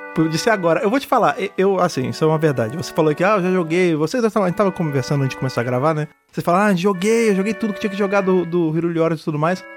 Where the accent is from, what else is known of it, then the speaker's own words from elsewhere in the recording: Rio de Janeiro, Brazil; moved away as an adult; now in São Paulo, Brazil; Eu já morava em São Paulo, né, que sou do Rio de Janeiro, eu vim morar em São Paulo